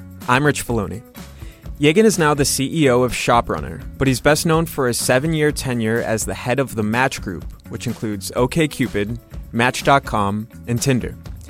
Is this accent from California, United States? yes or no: no; Illinois, United States; growing up in Illinois.